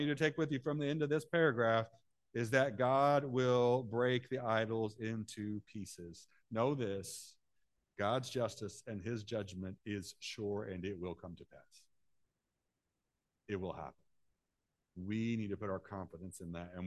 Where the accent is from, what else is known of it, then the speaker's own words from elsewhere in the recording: Central Illinois, United States; I'm from Central Illinois.